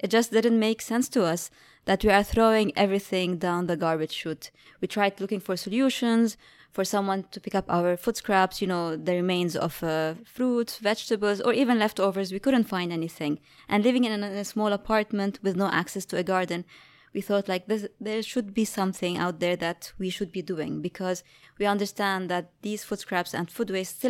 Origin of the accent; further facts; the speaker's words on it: Lebanon; You know, I'm from Lebanon, and coming from there, like, during my childhood, I was always in nature.